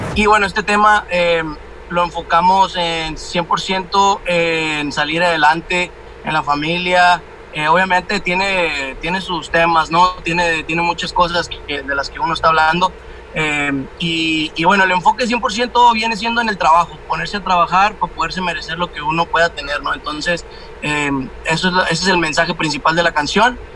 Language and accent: Spanish; Mexico; al último éramos como tres mexicanos